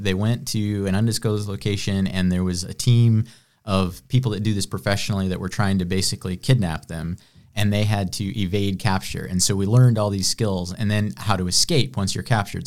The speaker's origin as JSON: {"language": "English", "region": "Illinois", "country": "United States", "tie": "born or raised there", "moved": "as an adult", "lives_now": "Greenville, United States"}